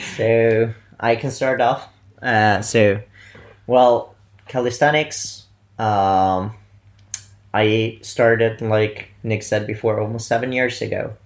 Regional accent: Bolzano, Trentino-Alto Adige, Italy; moved away as an adult; now in Vienna, Austria; I'm actually from Italy, originating from uh, Bolzano

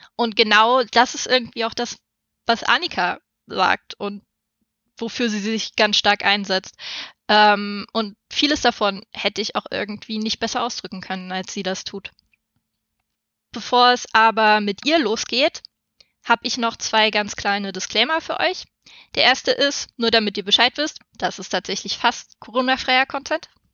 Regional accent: Saxony-Anhalt, Germany; ich komme aus einer Großfamilie aus Sachsen-Anhalt mit sehr wenig Geld

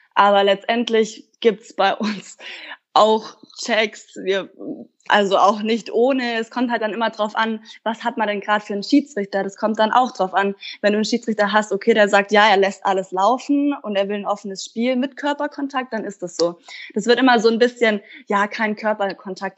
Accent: Kaufbeuren, Bavaria, Germany; moved away; ich komme aus dem Allgäu, ich komme ja ursprünglich aus Kaufbeuren

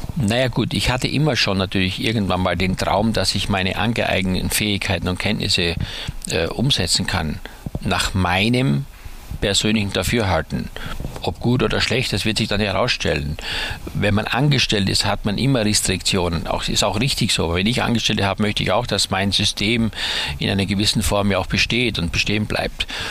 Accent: Styria, Austria; dass ich auf dem Bauernhof groß geworden bin in der Steiermark

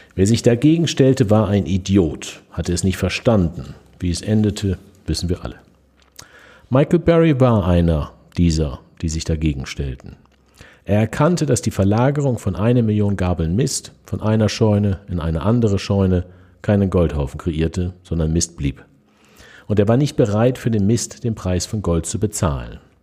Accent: Germany; bei uns in Deutschland

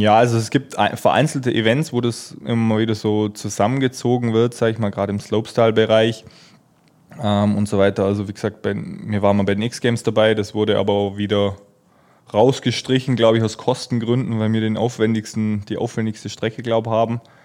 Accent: Germany; als Deutscher

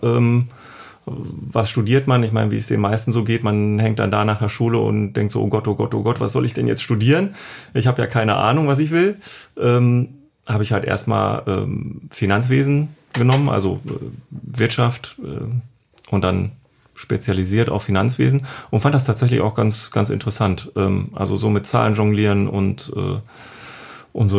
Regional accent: Düsseldorf, North Rhine-Westphalia, Germany; ich komme aus Düsseldorf

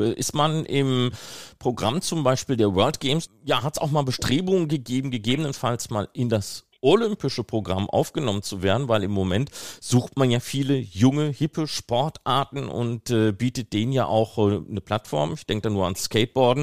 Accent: Ruhr area, North Rhine-Westphalia, Germany; ich bin ja selber aus dem Ruhrgebiet

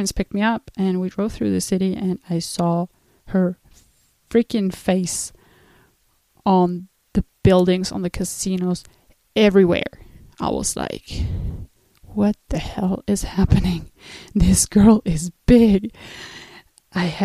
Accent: Switzerland; also born or lived in United States; So when I was 16, I went to the United States, and I was obviously coming from Switzerland

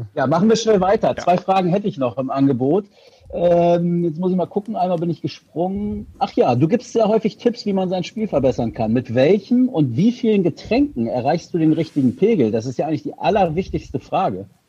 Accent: Hildesheim, Lower Saxony, Germany; Ich bin ja Hildesheimer

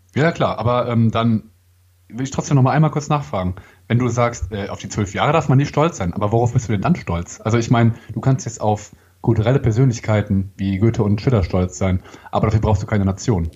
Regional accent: Germany; wir sind Deutsche

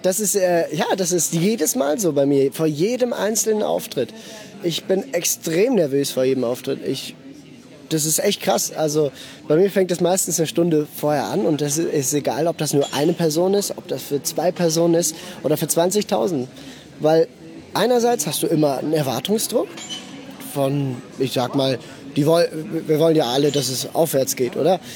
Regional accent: Basel, Basel-Stadt, Switzerland; ich bin in Basel geboren und aufgewachsen.

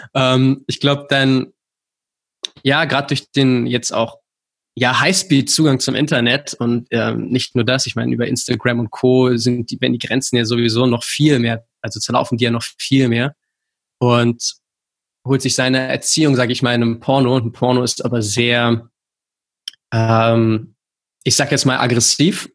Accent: Berlin, Germany; ich komme aus Berlin

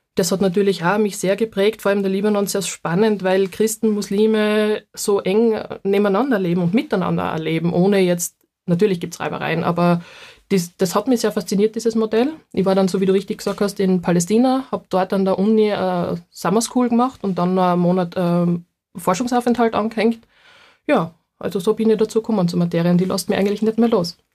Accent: Leoben District, Styria, Austria; accent: Styrian; Das ist direkt aus dem Heimatbezirk von mir. Also ich komme aus dem Bezirk Leoben.

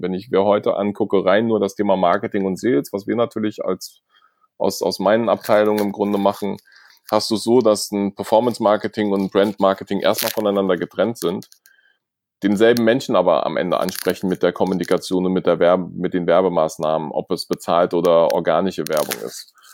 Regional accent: Germany; wir haben als Deutsche

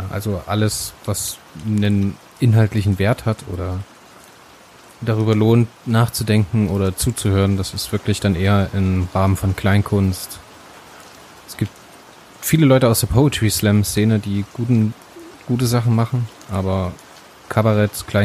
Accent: Hamburg, Germany; Ich bin ein waschechter Hamburger

